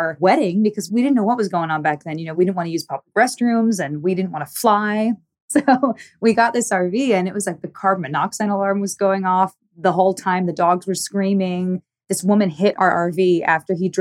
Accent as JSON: {"language": "English", "region": "New Jersey", "country": "United States", "also_born_or_lived": "Los Angeles", "moved": "yes", "lives_now": "Atlanta, United States", "said": "I'm from New Jersey"}